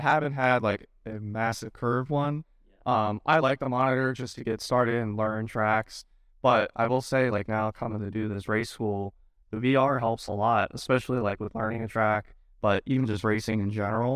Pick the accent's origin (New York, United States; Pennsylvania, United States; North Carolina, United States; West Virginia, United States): Pennsylvania, United States; Northeastern; I'm from Northeastern Pennsylvania